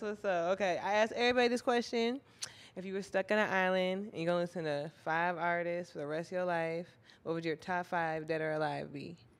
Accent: Minnesota, United States; moved away; I'm from Minnesota

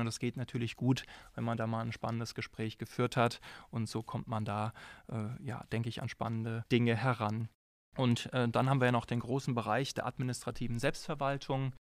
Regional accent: Frankfurt am Main, Hesse, Germany; also born or lived in Darmstadt; now in Jena, Germany; ich bin äh, geboren in Frankfurt am Main

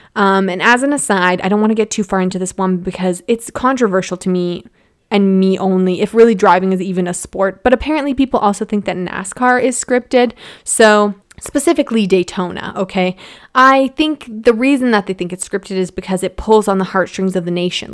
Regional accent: Edmonton, Alberta, Canada; now in Calgary, Canada; I was born in Edmonton and now I'm in Calgary

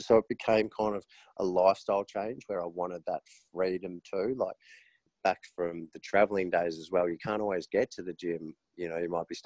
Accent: Melbourne, Victoria, Australia; moved away as an adult; now in Noosa, Australia; I've just moved to Noosa after growing up in Melbourne.

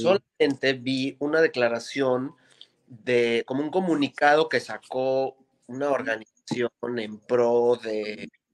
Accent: Mexico City, Mexico; Nosotros somos unos chilangos de mierda

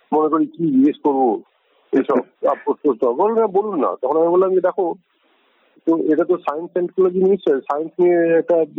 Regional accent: West Bengal, India; পশ্চিমবঙ্গের রাজনীতি অন্যরকম ছিল আমরা তার মধ্যে দিয়ে বড় হয়েছি

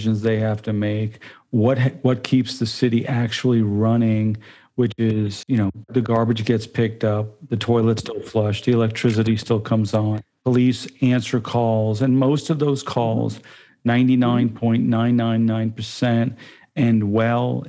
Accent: Tallahassee, Florida, United States; born or raised there

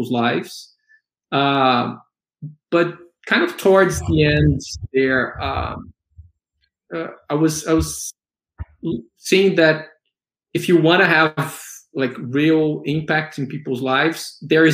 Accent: Brasília, Federal District, Brazil; first language Portuguese; English is a second language; moved away as an adult; now in São Paulo, Brazil; I was born in Brasilia. I studied there

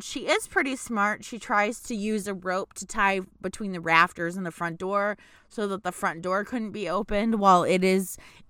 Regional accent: United States

